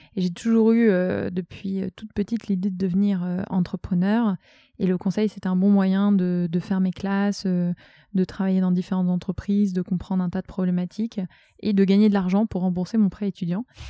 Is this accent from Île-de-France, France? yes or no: no; Brittany, France; moved away as an adult; now in Tourcoing, France; je suis bretonne